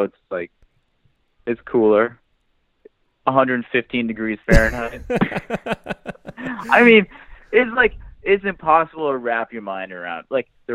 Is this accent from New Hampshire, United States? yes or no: yes; New Hampshire, United States; I grew up in New Hampshire.